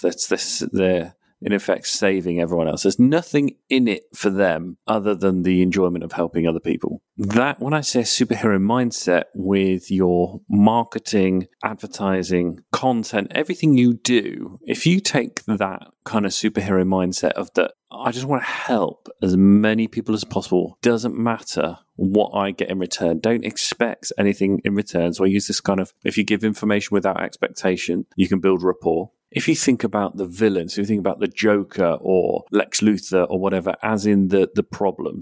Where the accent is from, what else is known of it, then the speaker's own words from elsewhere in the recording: Peterborough, East of England, United Kingdom; I'm from Peterborough as well